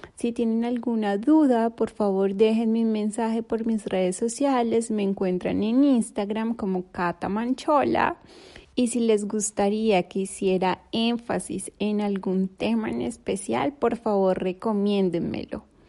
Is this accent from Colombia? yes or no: yes; Colombia; moved away as an adult; now in Turkey; soy colombiana, pero vivo hace un par de años en Turquía